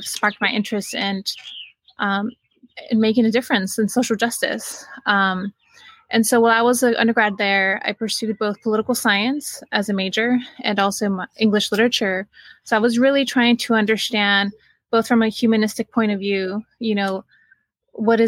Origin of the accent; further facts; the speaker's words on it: Salinas, California, United States; also born or lived in San Jose, California; I was born in San Jose and I grew up in Salinas, California.